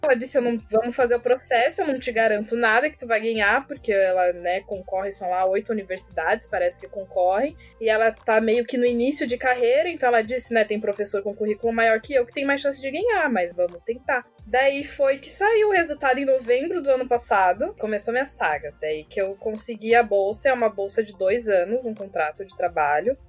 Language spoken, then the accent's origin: Portuguese; Florianópolis, Santa Catarina, Brazil; Sou manezinha também, pirãozinho, tainha